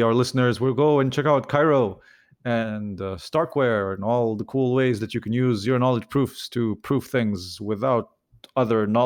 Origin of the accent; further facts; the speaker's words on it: Lebanon; moved away; I'm originally from Lebanon